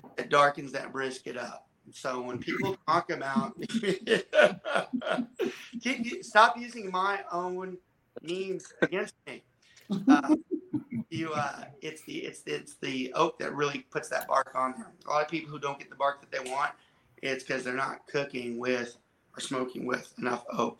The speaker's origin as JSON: {"language": "English", "region": "Georgia", "country": "United States", "tie": "born or raised there", "also_born_or_lived": "southern Louisiana", "moved": "yes", "lives_now": "Texas, United States", "said": "I was born in southern Louisiana, I was raised in Georgia, and I reside in Texas"}